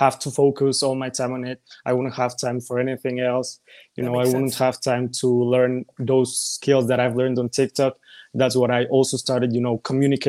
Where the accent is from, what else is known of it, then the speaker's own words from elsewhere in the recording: Mexico; I'm from Mexico and I'm 17